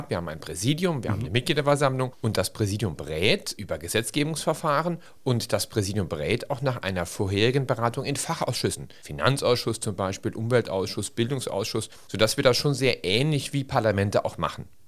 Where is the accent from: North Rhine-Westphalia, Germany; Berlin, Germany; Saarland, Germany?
Saarland, Germany; St. Ingbert; bin St. Seengbärter aus Überzeugung. Meine Eltern kommen aus St. Seengbert, meine Großeltern und mir liegt meine Heimatstadt am Herzen